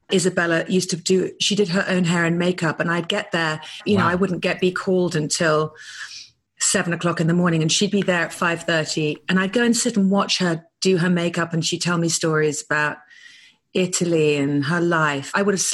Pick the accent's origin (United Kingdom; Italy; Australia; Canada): United Kingdom; now in Malibu, United States